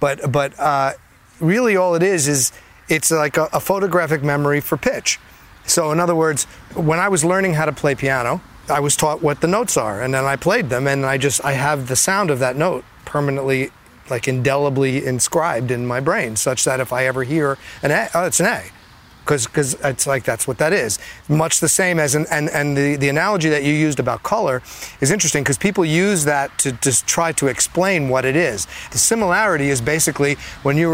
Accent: Edison, New Jersey, United States; I grew up in Edison, New Jersey

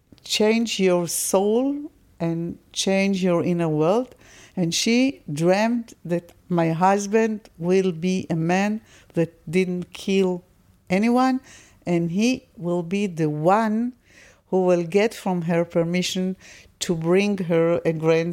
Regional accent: Israel; I'm not second generation. I was born in Israel and I'm an Israeli.

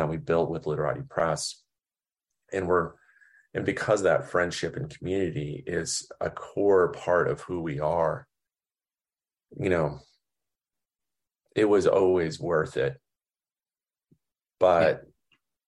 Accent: Oklahoma, United States; growing up in Oklahoma

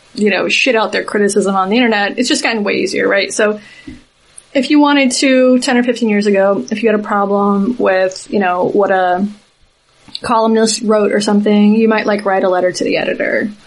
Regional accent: Southeast, United States; I'm from the Southeast

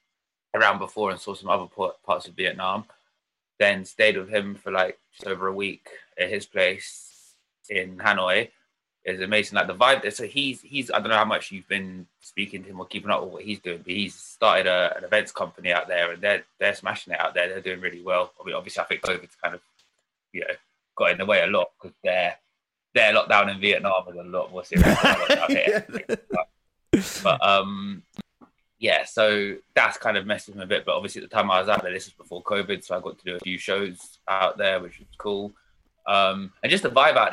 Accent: London, United Kingdom; I grew up in London. North London. Always lived in different parts of North London, really.

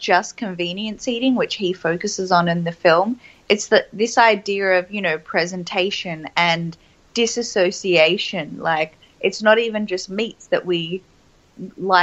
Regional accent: Melbourne, Victoria, Australia; I grew up in Melbourne, so obviously as an inner city kid

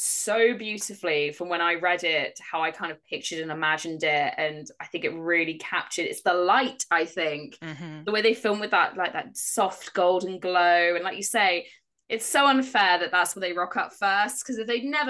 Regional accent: Dorchester, South West England, United Kingdom; I grew up in Dorchester. I lived very close to Max Gate

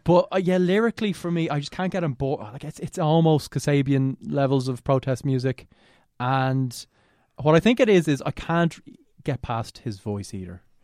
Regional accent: Ireland; we're Irish

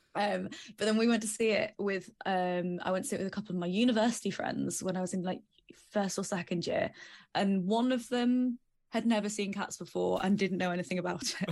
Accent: the Midlands, England, United Kingdom; now in Dagenham, United Kingdom; I am originally from the Midlands, and now I live in Dagenham.

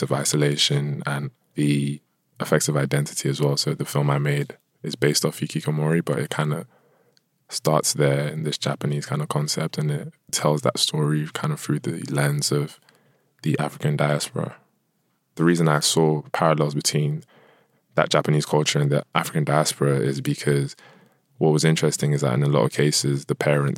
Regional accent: United Kingdom; also born or lived in Nigeria; a Nigerian British person

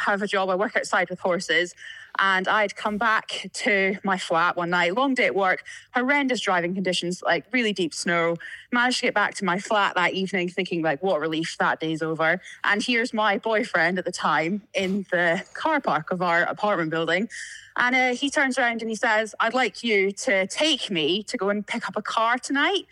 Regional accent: Tobermory, Scotland, United Kingdom; accent: Scottish; moved away; I grew up just outside of Tobermory, like the north end of the island. So a place called Glengorm.

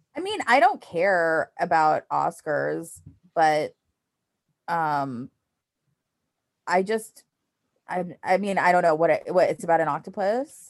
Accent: New York City, New York, United States; I was born in New York City

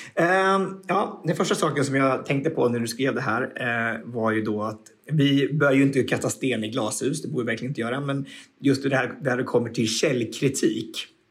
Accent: Sweden; I'm from Sweden

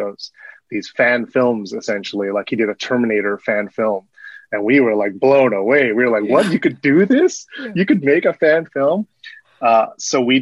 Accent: Burbank, California, United States; I grew up in Burbank, California, which is in Southern California

